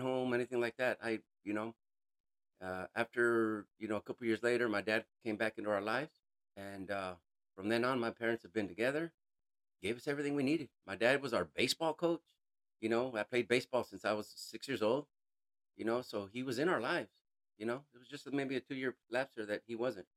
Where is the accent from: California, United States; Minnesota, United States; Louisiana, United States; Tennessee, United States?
California, United States; I'm originally from California, born and raised